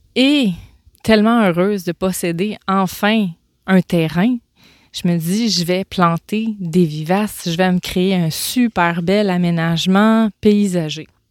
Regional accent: Gaspésie, Quebec, Canada; moved away; je pars en vacances en Gaspésie, dans ma région natale

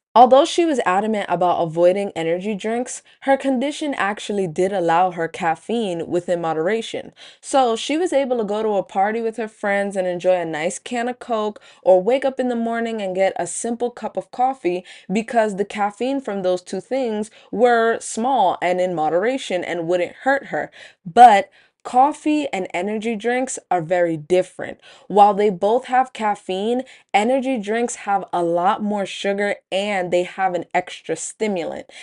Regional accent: New York City, New York, United States; Where I grew up in Brooklyn, there just were no Panera Breads around

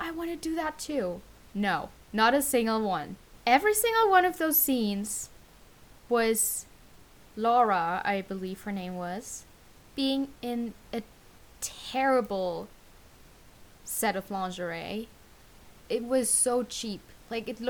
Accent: Germany; I'm from Germany

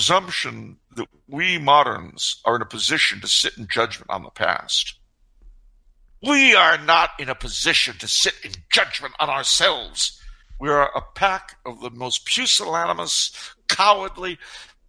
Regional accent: New York, United States; I was born in New York

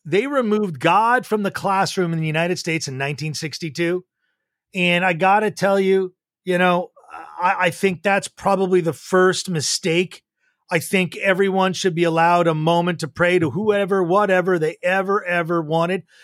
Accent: Montreal, Quebec, Canada; I grew up in Montreal, Quebec, went to a high school called Beacons Field High

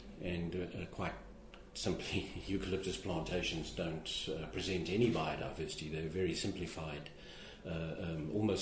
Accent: South Africa; moved away; my home country of South Africa

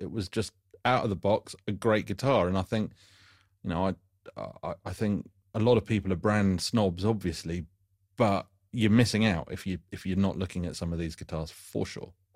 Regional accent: United Kingdom; being British

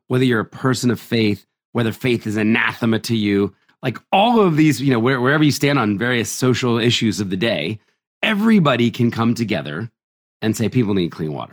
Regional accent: New Jersey, United States; also born or lived in Philadelphia, Pennsylvania; I was born in Philadelphia and raised in New Jersey.

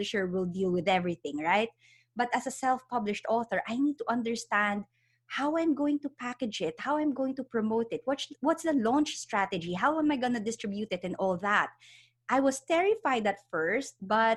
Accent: Philippines; moved away as an adult; now in United Kingdom; I'm originally from the Philippines. I was born and raised there, studied psychology, but I decided to move here to the UK.

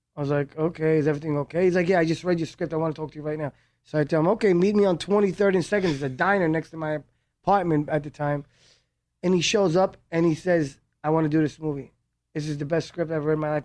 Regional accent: New York, United States; also born or lived in Israel / Miami; I was born in Israel. Uh, in age nine, I moved to, uh, New York to Brooklyn

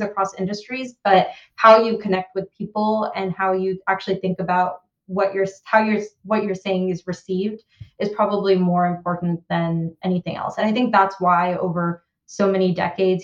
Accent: Bay Area, California, United States; moved away as an adult; now in London, United Kingdom; I grew up in the Bay Area

